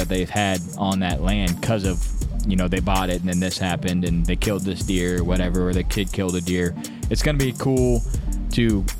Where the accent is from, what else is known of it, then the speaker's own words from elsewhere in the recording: Louisiana, United States; well, I'm from Louisiana, you know, I can't relate to Midwest guys buying land